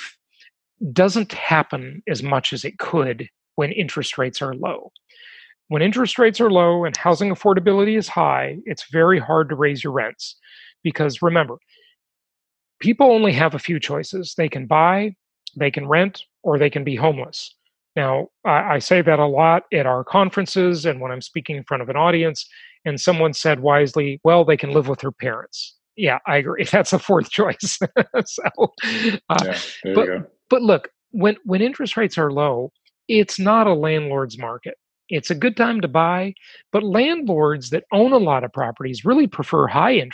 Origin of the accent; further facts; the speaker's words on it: California, United States; moved away; California is my home state. I live there the vast majority of my life.